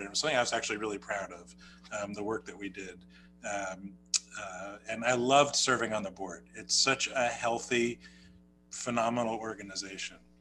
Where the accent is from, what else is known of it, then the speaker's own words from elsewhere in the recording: New Jersey, United States; accent: New Jersey; my New Jersey accent